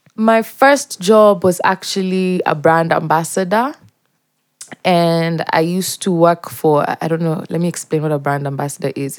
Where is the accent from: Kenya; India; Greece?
Kenya; Mombasa, Mombasa County; moved away as an adult; also born or lived in Eldoret; now in Nairobi, Kenya; I grew up in Mombasa, um, in multiple neighborhoods